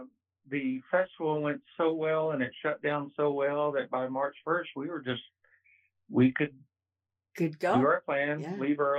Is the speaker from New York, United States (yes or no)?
no; Texas, United States; as a Texan, when I spent 4 months in Quebec last year